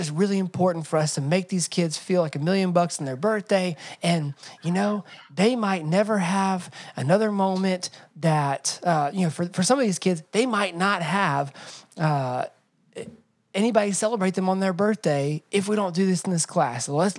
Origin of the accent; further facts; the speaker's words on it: Atlanta, Georgia, United States; I grew up in Atlanta, so I had a lot of friends who looked different than me and had different cultural traditions than me